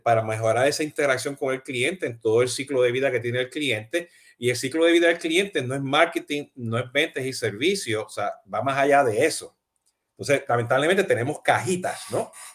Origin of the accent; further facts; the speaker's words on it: Puerto Rico; now in Miami, United States; yo soy boricua y, y, y hablo gritando y hablo acelerado